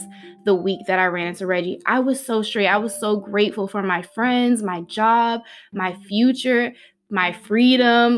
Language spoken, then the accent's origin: English; Newport News, Virginia, United States; moved away; also born or lived in San Diego; we're all from Newport News, Hampton